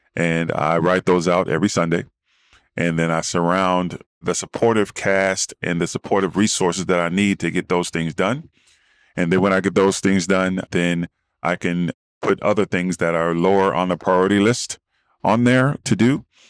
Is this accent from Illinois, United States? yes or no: no; Dayton, Ohio, United States; moved away as an adult; also born or lived in Arizona; now in California, United States; I'm from Midwest town of Dayton, Ohio, and came out west to play football for Arizona State